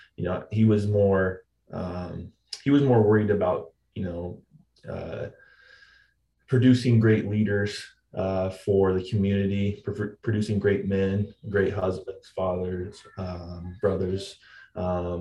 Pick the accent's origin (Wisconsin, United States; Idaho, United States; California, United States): Idaho, United States; Marcy; Growing up in Marcy, man, going to school, playing football and all the other sports there